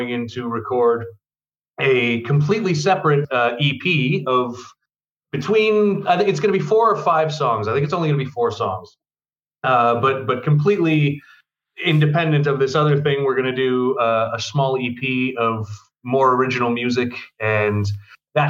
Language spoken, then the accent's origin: English; Ontario, Canada; moved away; I'm from Ontario